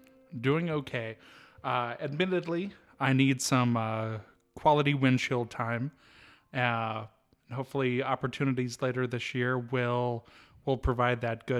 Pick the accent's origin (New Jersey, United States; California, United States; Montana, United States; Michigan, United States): Montana, United States; Kalispell; Well, I was born and raised here in Kalispell, and graduated the University of Montana in 2009